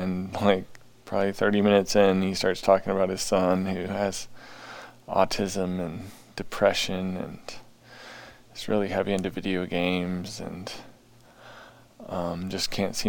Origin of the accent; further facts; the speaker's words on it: St. Paul, Minnesota, United States; I grew up in St. Paul, Minnesota.